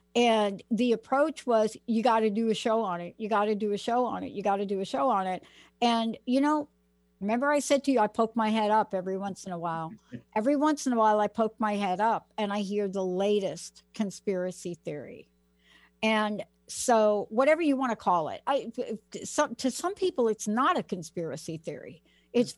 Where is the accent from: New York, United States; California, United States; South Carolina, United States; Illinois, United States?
New York, United States; New York City; So I'm from the Bronx